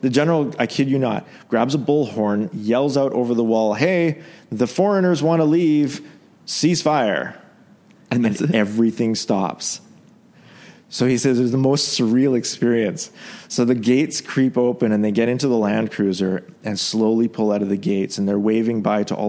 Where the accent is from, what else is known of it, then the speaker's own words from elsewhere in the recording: Canada; also born or lived in Yemen; now in Dubai, United Arab Emirates; as a Canadian